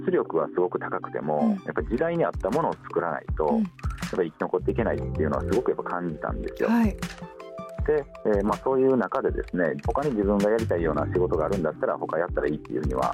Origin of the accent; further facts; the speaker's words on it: Higashiosaka, Osaka, Japan; 東大阪の町工場の3代目として生まれてたんですね僕。